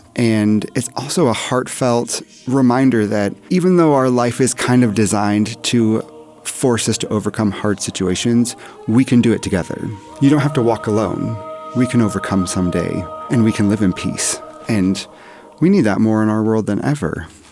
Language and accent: English; Oregon, United States; I'm from Oregon